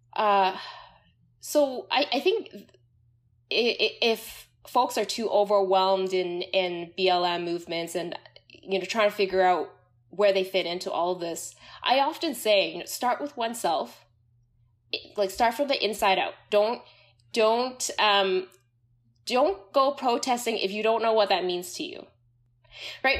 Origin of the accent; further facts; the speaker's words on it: Canada; I grew up in the Canadian context